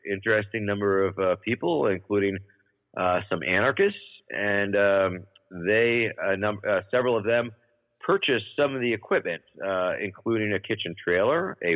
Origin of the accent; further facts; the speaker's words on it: Baltimore, Maryland, United States; Although I did get to drive around uh, with the actual mayor of my hometown for the day